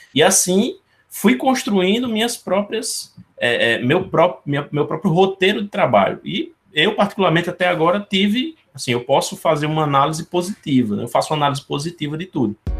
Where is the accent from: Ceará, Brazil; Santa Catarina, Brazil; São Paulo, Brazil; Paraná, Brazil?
Ceará, Brazil; now in Paraíba, Brazil; aqui no Ceará eu falo porque eu sou cearense, uhum. mas eu estou na Paraíba nesse momento.